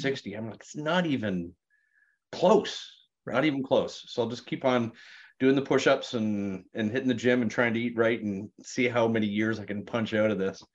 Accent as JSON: {"language": "English", "town": "Sarnia", "region": "Ontario", "country": "Canada", "tie": "born or raised there", "moved": "yes", "said": "Sarnia, Ontario, Canada. And I went, \"Oh my God, that's my hometown.\""}